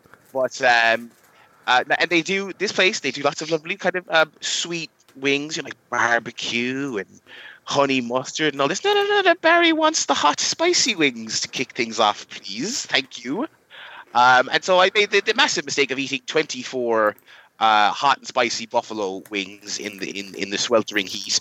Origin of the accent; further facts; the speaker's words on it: Ireland; we are Irish